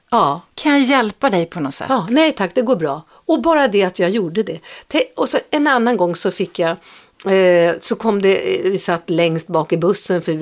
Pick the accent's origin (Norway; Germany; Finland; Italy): Norway; Swedish is a second language; now in Sweden; och så sa jag, ja, jag är ny här, jag kommer från Norge.